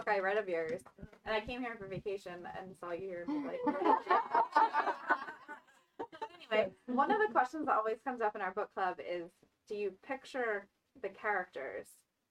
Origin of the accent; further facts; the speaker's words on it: Pennsylvania, United States; I'm from Pennsylvania